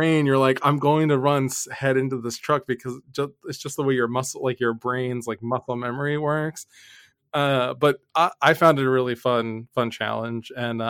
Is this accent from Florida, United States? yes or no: no; Philadelphia, Pennsylvania, United States; we're from Philly